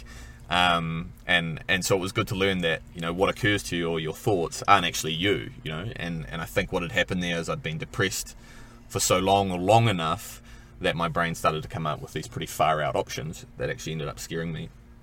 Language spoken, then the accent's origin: English; Kaihu, Northland, New Zealand; also born or lived in Whangaparaoa Peninsula, New Zealand; now in Whangaparaoa, New Zealand; I come from Dargaville originally, or actually further north than that, Kaihu. And we moved up to the Whangaparoa Peninsula